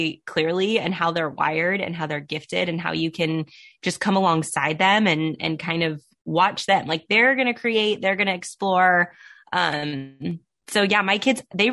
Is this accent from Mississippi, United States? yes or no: no; Southern California, United States; Born and raised in Southern California